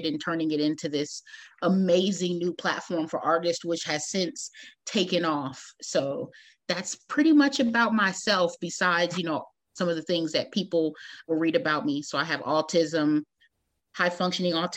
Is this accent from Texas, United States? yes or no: yes; Austin, Texas, United States; moved away as an adult; now in San Antonio, United States; I was born in Austin, Texas